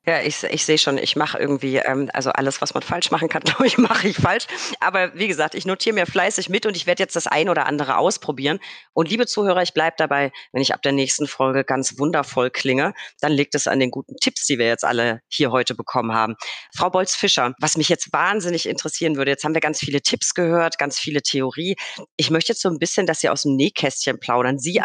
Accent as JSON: {"language": "German", "area": "Franconia", "region": "Bavaria", "country": "Germany", "said": "als Franke"}